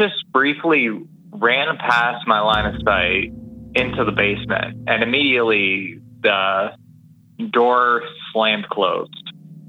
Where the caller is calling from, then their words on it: Ontario, Canada; also born or lived in Hamilton, Ontario; from Ontario.